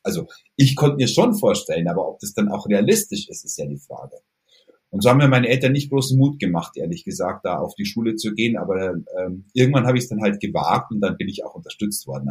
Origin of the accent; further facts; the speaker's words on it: Kaufbeuren, Bavaria, Germany; Bei uns in Kaufbeuren gab es einen lokalen Radiosender